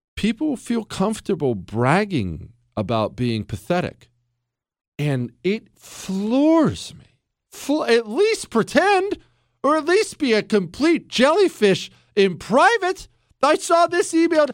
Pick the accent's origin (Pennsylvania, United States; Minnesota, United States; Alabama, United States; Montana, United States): Montana, United States; moved away; also born or lived in Ohio; I grew up mainly in Montana. Now, some in Ohio, but mainly in Montana.